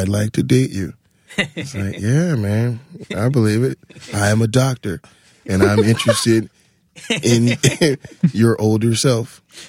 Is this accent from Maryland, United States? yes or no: no; Atlanta, Georgia, United States; No, in Atlanta. I'm from Atlanta.